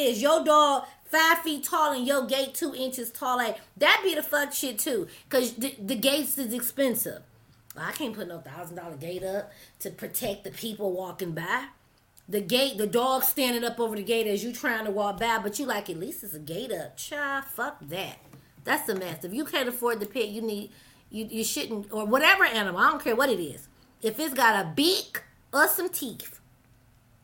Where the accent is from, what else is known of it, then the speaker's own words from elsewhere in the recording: Detroit, Michigan, United States; I'm from Detroit City